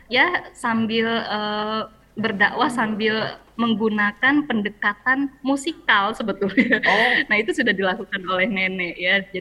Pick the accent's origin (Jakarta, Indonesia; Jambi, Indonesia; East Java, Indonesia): Jambi, Indonesia; sih dulu karena waktu kecil aku kelahiran Jambi di Jambi itu nenek pernah uh, beliin piano kecil